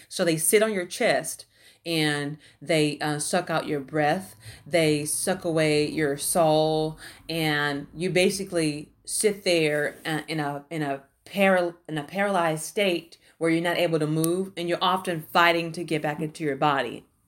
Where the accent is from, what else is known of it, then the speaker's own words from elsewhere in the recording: Houston, Texas, United States; I grew up in the Houston, Texas, uh, area, uh, in the Fifth Ward area.